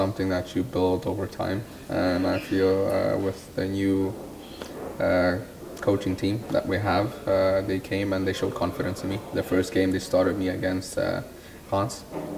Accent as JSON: {"language": "English", "country": "South Africa", "also_born_or_lived": "Denmark", "moved": "yes", "lives_now": "France", "said": "as South Africans, we don't get to play in major tournaments such as these abroad"}